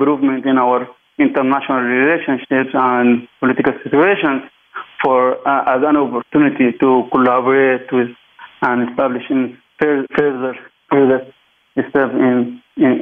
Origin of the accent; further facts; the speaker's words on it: Sudan; I'm mainly from Sudan.